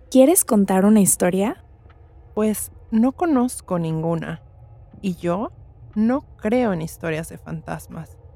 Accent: Mexico City, Mexico; now in Cancún, Mexico; soy de la Ciudad de México, pero vivo con mi familia en Cancún.

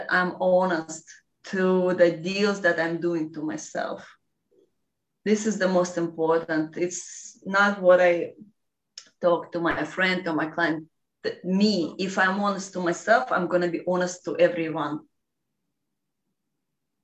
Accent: Russia; English is a second language; I'm from Russia

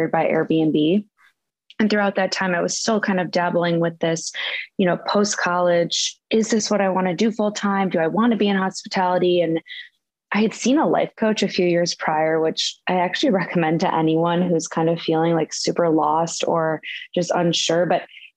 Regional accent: outside of Chicago, Illinois, United States; moved away as an adult; also born or lived in Austin, Texas / San Francisco; I grew up outside of Chicago

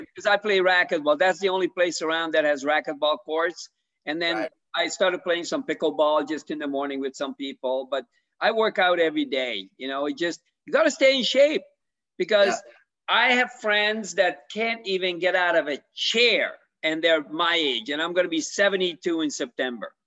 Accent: Canada; now in Florida, United States; I'm from Canada originally.

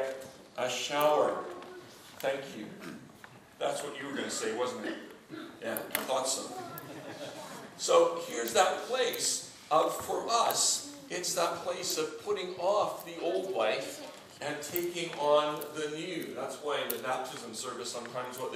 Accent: Canada; moved away as an adult; now in United Kingdom; I'm a Canadian

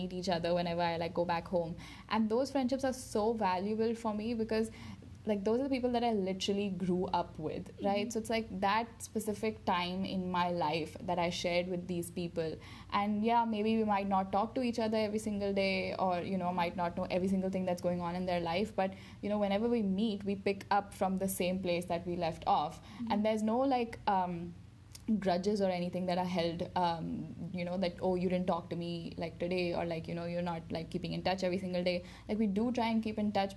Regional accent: Dubai, United Arab Emirates; moved away; growing up in Dubai with, like, the same group of people and people who know me in and out, and then coming here

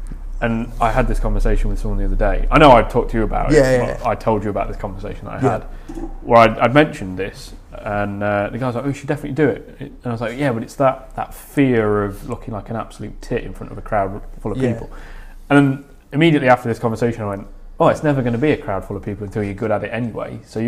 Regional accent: England, United Kingdom; because I just run around the South telling everyone I'm from up north, even though I'm only from the Midlands.

